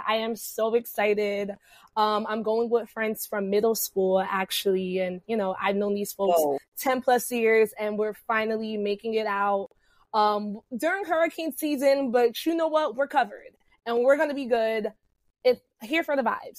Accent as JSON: {"language": "English", "region": "New Jersey", "country": "United States", "said": "I am from the Central Jersey area"}